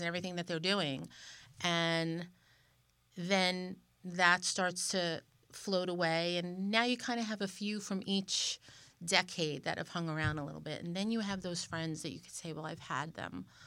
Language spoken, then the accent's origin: English; New York, United States; we're both from New York